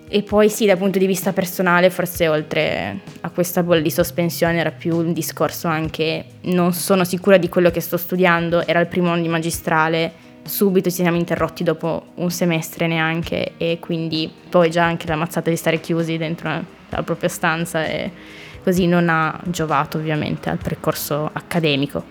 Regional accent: Mondovì, Piedmont, Italy; moved away as an adult; now in Trento, Italy; sono nata a Mondovì in provincia di Cuneo, Basso Piemonte. E mi sono trasferita 5 anni fa

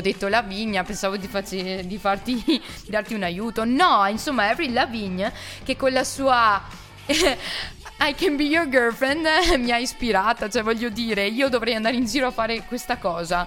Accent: Tezze, Italy

